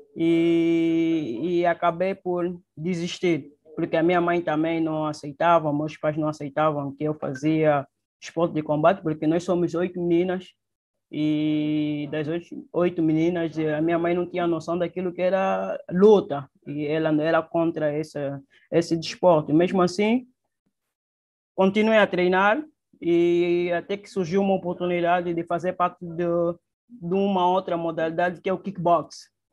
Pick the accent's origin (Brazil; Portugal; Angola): Angola; Luanda, Luanda Province; Nasci em Luanda, praticamente no município do, da Ingombota, é, no, nos anos 92.